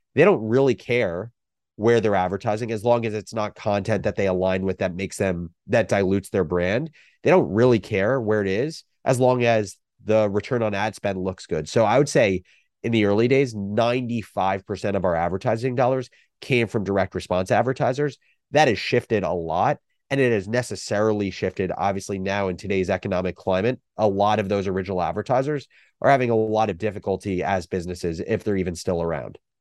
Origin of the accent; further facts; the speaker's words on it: New Jersey, United States; moved away as an adult; also born or lived in Michigan; growing up in New Jersey